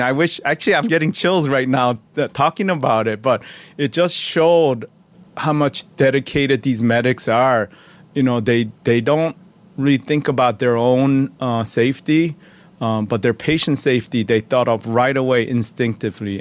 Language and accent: English; Chicago, Illinois, United States; also born or lived in Chuncheon, South Korea; we settled in, um, uh, Chicago, Illinois. Uh, and I, I grew up there